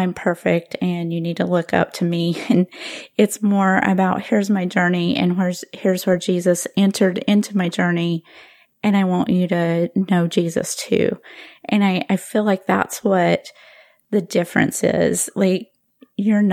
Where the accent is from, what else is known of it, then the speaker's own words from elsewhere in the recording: the American South, United States; as a Southerner